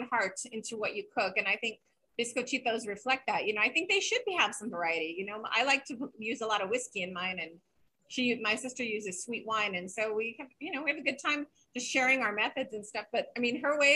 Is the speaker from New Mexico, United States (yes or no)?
yes; Santa Fe, New Mexico, United States; moved away; I grew up in Santa Fe until I was about